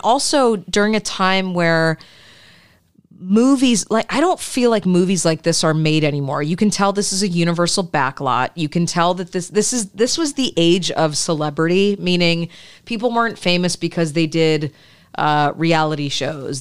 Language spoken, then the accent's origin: English; Midwest, United States; I grew up in the suburbs. Uh, I grew up in the Midwest